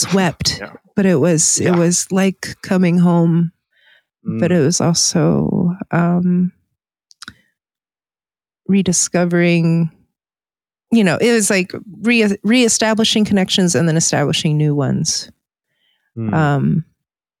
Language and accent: English; Virginia, United States; moved away; I grew up in Virginia